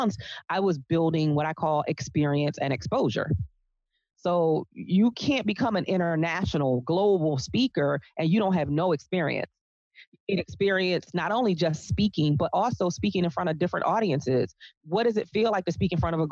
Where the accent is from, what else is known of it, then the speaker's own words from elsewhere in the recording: Baltimore, Maryland, United States; I was born and raised in Baltimore